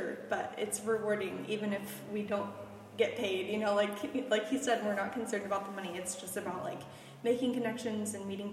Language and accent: English; Stillwater, Oklahoma, United States; also born or lived in Weatherford, Oklahoma; now in Oklahoma City, United States; I grew up in Stillwater.